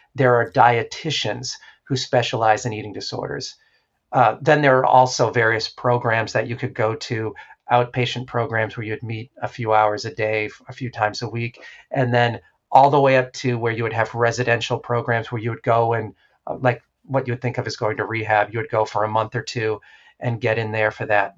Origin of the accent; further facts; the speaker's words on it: New Hampshire, United States; I grew up in New Hampshire.